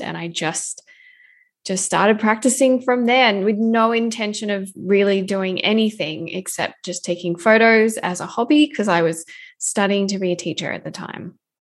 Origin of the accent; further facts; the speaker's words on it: Australia; now in Vancouver, Canada; I'm an Australian currently living in Vancouver, Canada